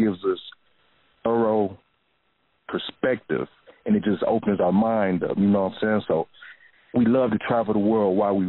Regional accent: Flint, Michigan, United States; I came from Flint, Michigan, man.

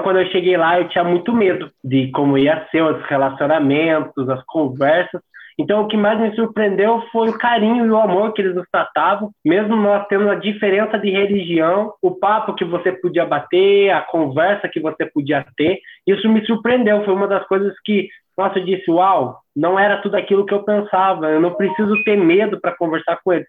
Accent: Santa Catarina, Brazil; sou aqui de Santa Catarina Sul

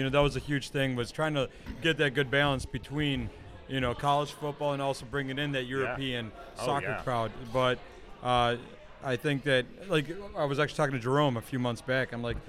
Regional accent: Stuttgart, Baden-Württemberg, Germany; moved away; When I was in Germany, I mean, like, so I grew up in Stuttgart, which is, you know, obviously also there

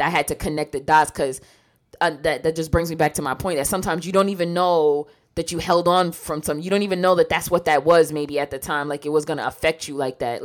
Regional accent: New York, United States; growing up in New York

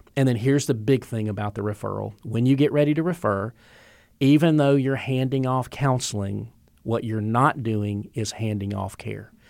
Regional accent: the South, United States; I grew up in the South of, of the Bible Belt

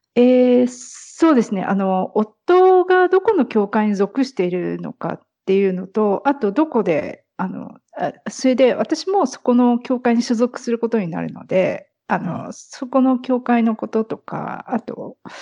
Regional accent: near Narita, Chiba, Japan; moved away; 千葉県の方です。

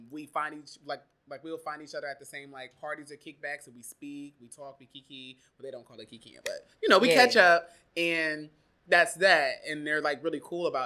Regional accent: Warrensville Heights, Ohio, United States; moved away as an adult; also born or lived in Eastern Pennsylvania; now in New York, United States; I was born in Cleveland, Ohio. More specifically, a part of the greater Cleveland area, Warrensville Heights, Ohio

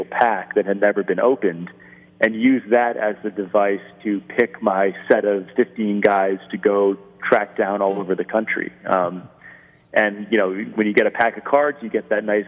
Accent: Rhode Island, United States; I grew up in Rhode Island

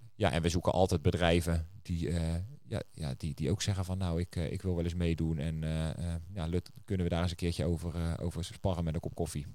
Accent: Netherlands; we zijn, eh, als, als Nederlanders wat dat betreft best wel een vrijgevig volk

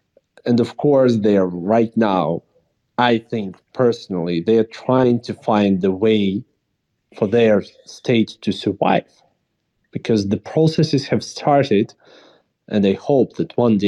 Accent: Kharkiv, Kharkiv Oblast, Ukraine; Kharkiv, which is my local town, my native town, my hometown.

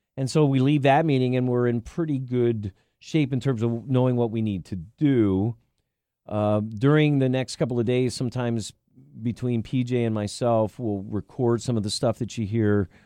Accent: Millersville, Pennsylvania, United States; I grew up in Millersville, Lancaster County

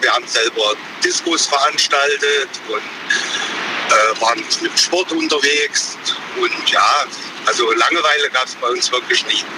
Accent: East Germany, Germany; bei uns im Osten

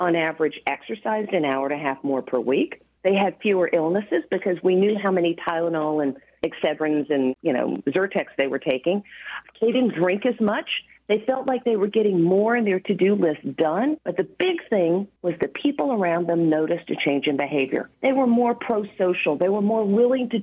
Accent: the South, United States; I'm from the South

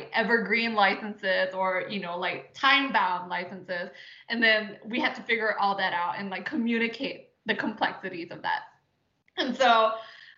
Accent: Singapore; moved away as an adult; I was born and raised in Singapore.

